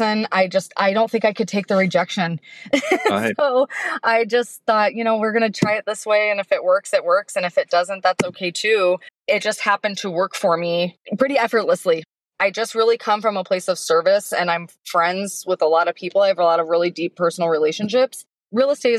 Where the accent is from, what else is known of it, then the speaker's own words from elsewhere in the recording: Portland, Oregon, United States; I grew up in Portland.